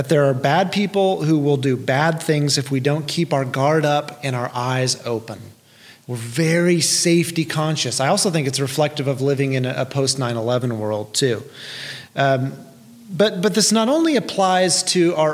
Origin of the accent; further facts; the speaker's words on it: Tulsa, Oklahoma, United States; I grew up in South and West Tulsa, so I was a stone's throw from Sepulpa on the west and not far from Glenpool to the south